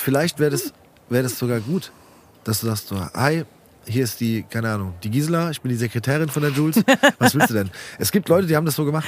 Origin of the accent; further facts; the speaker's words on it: Rödelheim, Hesse, Germany; bei uns in Rödelheim